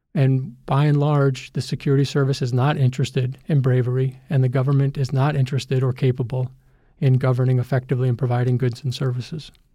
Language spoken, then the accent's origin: English; United States; we're America. We're the country that put a man on the moon.